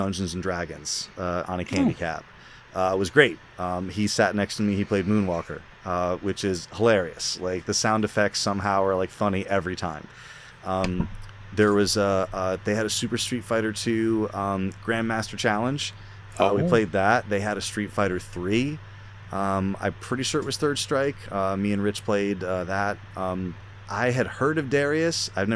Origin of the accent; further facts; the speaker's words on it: Connecticut, United States; I'm from Connecticut